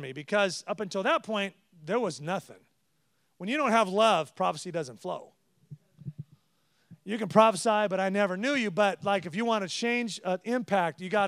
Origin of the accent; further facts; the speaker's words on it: California, United States; I'm from California. We're casual and this